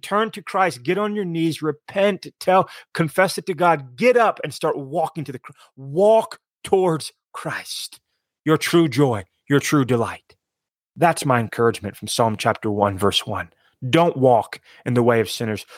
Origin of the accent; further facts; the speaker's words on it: East Coast, United States; I grew up on the East Coast